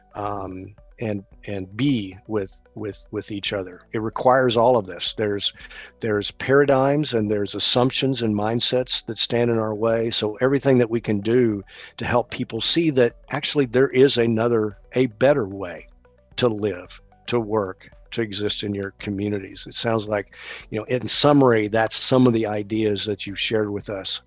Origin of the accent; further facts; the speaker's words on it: American South, United States; as an American Southerner, I like hmm. my collards